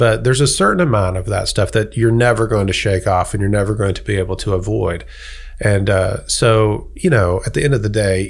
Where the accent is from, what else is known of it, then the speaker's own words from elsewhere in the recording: United States; accent: American; moved away as an adult; now in London, United Kingdom; And so I think people hear my accent. They might just see me as an American